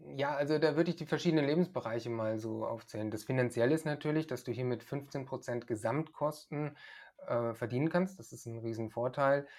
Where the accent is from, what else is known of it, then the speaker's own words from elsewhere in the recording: Germany; now in Bulgaria; als Deutsche hier